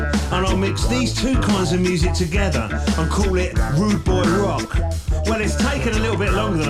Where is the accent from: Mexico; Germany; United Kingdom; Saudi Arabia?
United Kingdom; London; when I was a teenager growing up in North London in the early 70s, I loved my reggae.